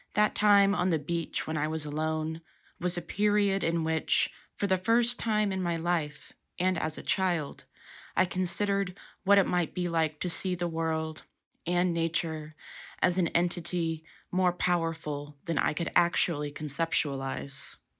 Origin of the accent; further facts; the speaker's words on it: Dallas-Fort Worth area, North Texas, United States; Growing up in North Texas, the Gulf of Mexico seemed like a magical place. In the Dallas-Fort Worth area, the coast wasn't readily accessible